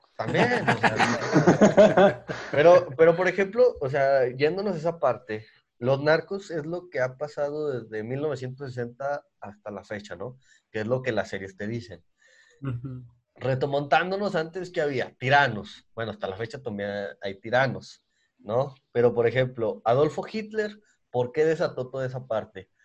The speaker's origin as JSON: {"language": "Spanish", "country": "Mexico", "said": "Nosotros somos de México"}